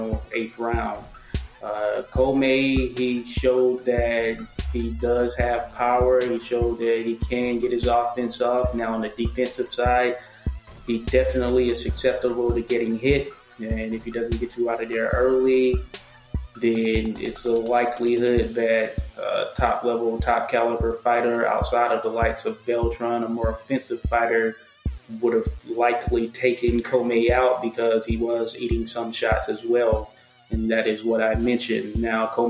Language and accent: English; the South, United States; I'm from the South